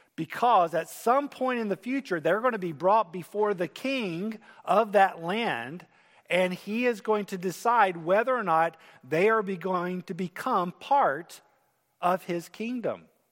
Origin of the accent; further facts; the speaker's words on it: United States; as Americans